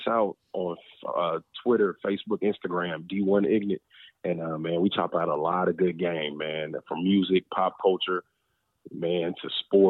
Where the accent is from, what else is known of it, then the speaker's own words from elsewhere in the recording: Grand Prairie, Texas, United States; my boys that I grew up with here in Grand Prairie, Texas